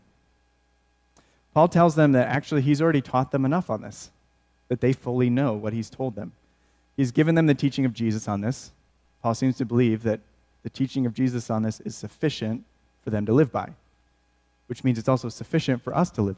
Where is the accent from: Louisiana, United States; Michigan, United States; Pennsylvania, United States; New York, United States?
Michigan, United States; outside of Flint; I grew up in Michigan, outside of Flint